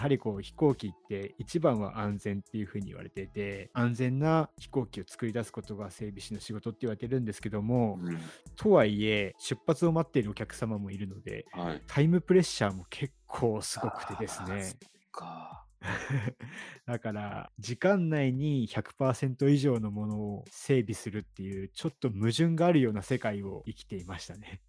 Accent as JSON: {"language": "Japanese", "region": "Hiroshima", "country": "Japan", "tie": "born or raised there", "said": "僕の地元広島"}